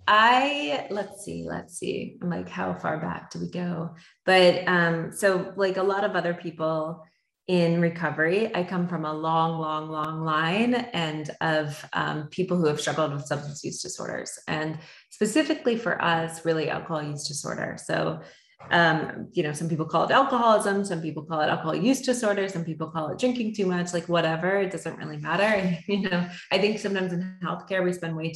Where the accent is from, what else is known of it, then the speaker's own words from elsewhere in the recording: Florida, United States; also born or lived in Canada; we are from Canada originally, but grew up in Florida for grade school and above